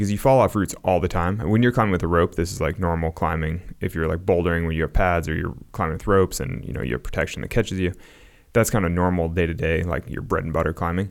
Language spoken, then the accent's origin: English; Sacramento, California, United States; a suburban kid growing up in Sacramento